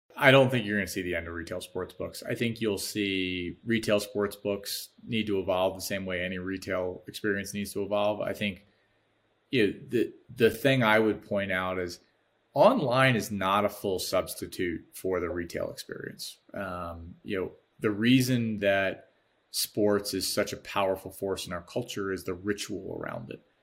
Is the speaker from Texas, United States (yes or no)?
no; Baltimore, Maryland, United States; now in Chicago, United States; I'm from Baltimore